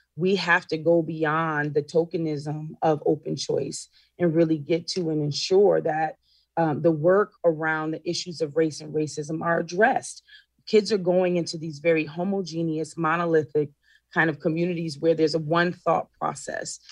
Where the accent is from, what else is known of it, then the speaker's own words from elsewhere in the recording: Waterbury, Connecticut, United States; Waterbury is my hometown, born and raised there